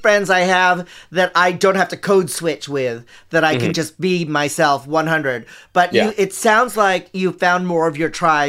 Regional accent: San Francisco, California, United States; Growing up in San Francisco

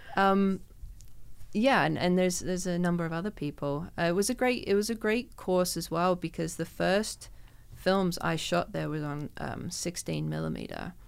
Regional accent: London, United Kingdom; now in Canada; growing up in London

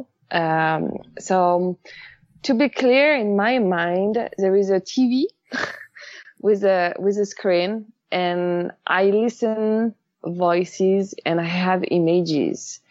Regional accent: Paris, Île-de-France, France; English is a second language; moved away as an adult; now in Los Angeles, United States; I'm from Paris. I'm French. I moved in LA almost 5 years ago now.

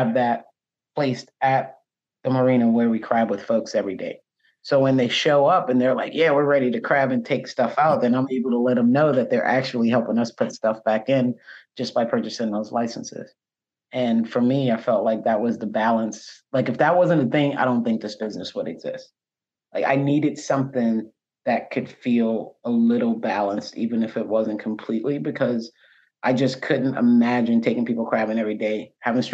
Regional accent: Charleston, South Carolina, United States; I'm born and raised from here

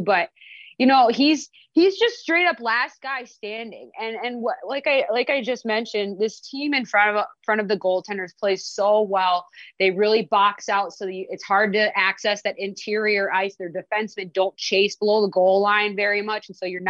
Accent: Minnesota, United States; now in Las Vegas, United States; I'm from Minnesota.

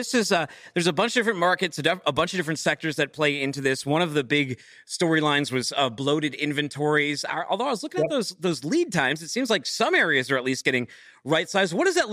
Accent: Boston, Massachusetts, United States; now in Chattanooga, United States; I'm from Boston.

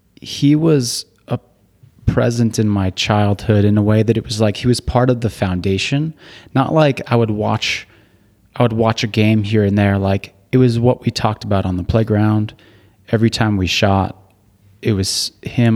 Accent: Burbank, California, United States; moved away as an adult; also born or lived in Utah; I grew up in Burbank, California. So, born there and went to high school there and then moved up to Utah, uh, for college.

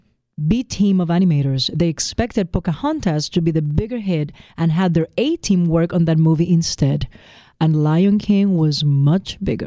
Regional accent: Puerto Rico; moved away; I'm blessed as a Puerto Rican to be an American citizen.

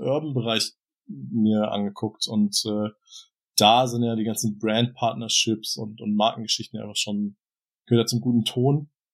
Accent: Southern Germany, Germany; moved away as an adult; also born or lived in Hamburg; im süddeutschen Raum, wo ich aufgewachsen bin

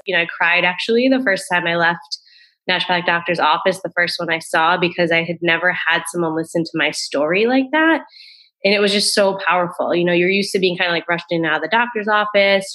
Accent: Rhode Island, United States; moved away; also born or lived in Boston; I grew up in Rhode Island. I was living in Boston at the time.

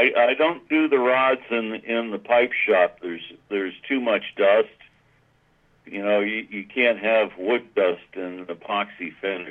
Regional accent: New England, United States; And growing up in New England, I was exposed to an Ivy style of dress, and it just carried over.

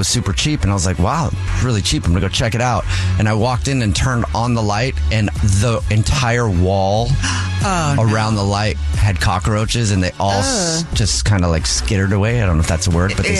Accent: Hawaii, United States; I grew up in Hawaii for a little while

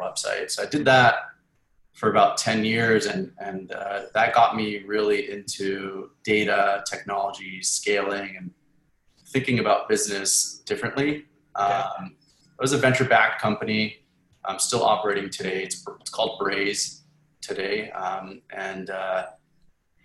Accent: Edmonton, Alberta, Canada; moved away; I grew up in Edmonton. In Canada

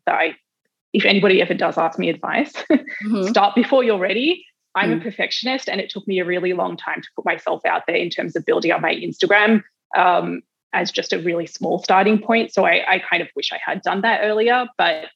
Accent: Australia; moved away as an adult; also born or lived in New York; I'm Australian.

